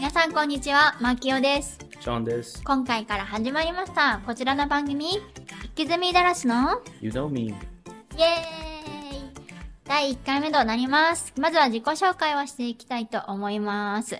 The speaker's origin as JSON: {"language": "Japanese", "country": "Taiwan", "tie": "born or raised there", "also_born_or_lived": "United States", "second_language": "Japanese", "moved": "yes", "lives_now": "Dallas, United States", "said": "アメリカ生まれ、台湾育ちの衛星アメリカ人"}